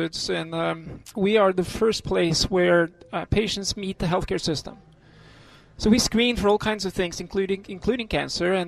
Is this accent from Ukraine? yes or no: no; Norway; moved away as an adult; also born or lived in United States; now in Boston, United States; I was born and raised in a country that's the last stop before the North Pole. It's called Norway